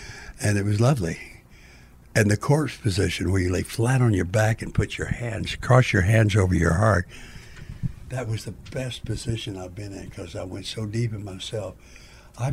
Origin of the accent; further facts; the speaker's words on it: Goose Creek, Texas, United States; I was born in Goose Creek, Texas, down by Houston.